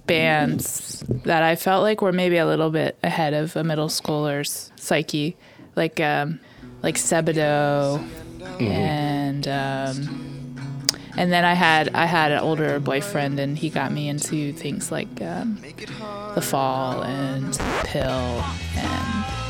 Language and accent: English; Baltimore, Maryland, United States; Baltimore, Maryland.